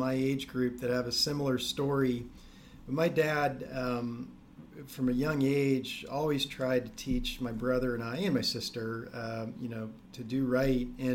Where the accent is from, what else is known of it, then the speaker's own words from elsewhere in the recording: Ohio, United States; We grew up in Ohio